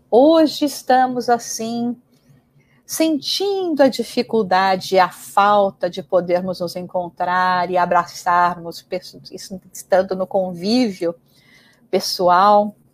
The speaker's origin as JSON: {"language": "Portuguese", "country": "Brazil", "moved": "yes", "lives_now": "England, United Kingdom", "said": "uma vivência que eu tive quando logo que eu me mudei do Brasil e fui para a Inglaterra"}